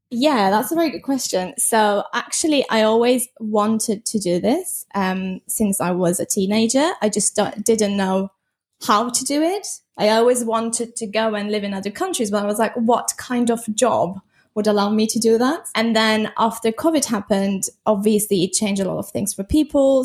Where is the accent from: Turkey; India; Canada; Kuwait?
Turkey; moved away as an adult; also born or lived in London, United Kingdom; now in Bali, Indonesia; I'm actually originally from Turkey, but I'm in Lon-, London for nine years